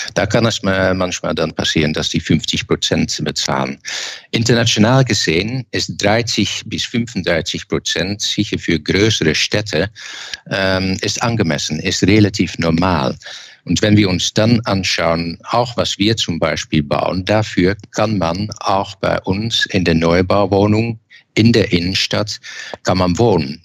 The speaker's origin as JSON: {"language": "German", "region": "eastern Netherlands", "country": "Netherlands", "second_language": "German", "moved": "yes", "lives_now": "Germany", "said": "Ich komme aus dem Osten und das Osten ist selbstverständlich sehr nahe zur Grenze"}